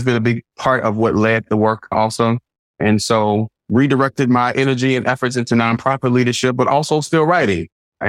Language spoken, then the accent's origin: English; Baton Rouge, Louisiana, United States; moved away as an adult; now in Los Angeles, United States; I was born and raised in Baton Rouge, moved to Los Angeles on the cusp of my 30th birthday.